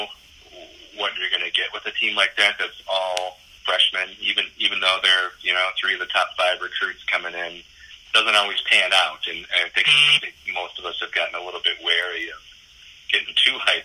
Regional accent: Madison, Wisconsin, United States; I grew up in Madison, went to Wisconsin

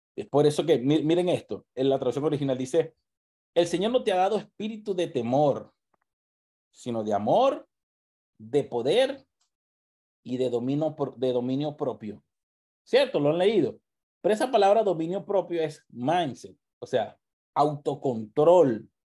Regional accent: Venezuela; moved away

